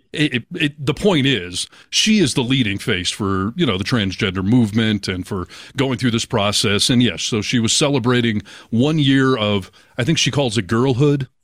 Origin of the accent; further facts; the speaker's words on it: Michigan, United States; I'm from Michigan